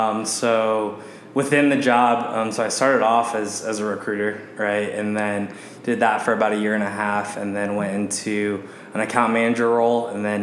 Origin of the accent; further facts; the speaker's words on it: Walnut Creek, California, United States; moved away as an adult; now in Arizona, United States; I'm originally from Northern California. So born and raised in the East Bay area, Walnut Creek specifically, and went to high school out there. Actually K through 12 out there, and then went to the University of Arizona.